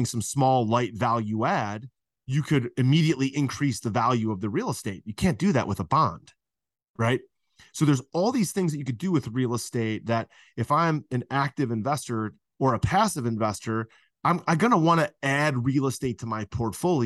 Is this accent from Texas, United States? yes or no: no; Cleveland, Ohio, United States; I'm from Cleveland, Ohio.